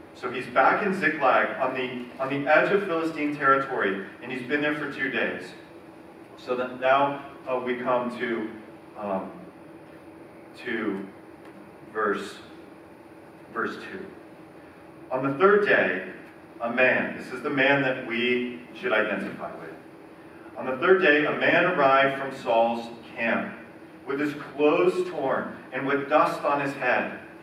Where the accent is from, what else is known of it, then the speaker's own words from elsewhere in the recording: United States; we, Americans